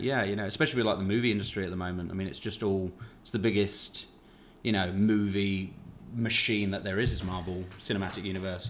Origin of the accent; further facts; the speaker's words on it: United Kingdom; I come from Britain